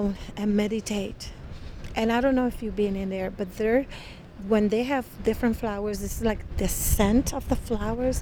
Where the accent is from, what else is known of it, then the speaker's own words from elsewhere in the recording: Puerto Rico; now in Milwaukee, United States; I grew up in Puerto Rico